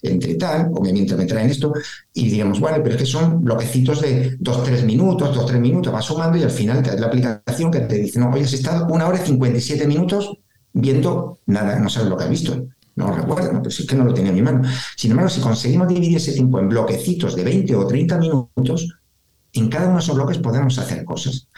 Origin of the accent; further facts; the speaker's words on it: Spain; como latinos y además españoles